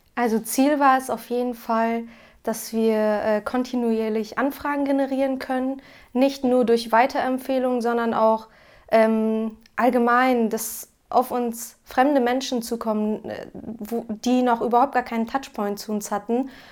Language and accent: German; Cloppenburg, Lower Saxony, Germany; Wir kommen aus Kloppenburg, das liegt an der A1 zwischen Bremen und Osnabrück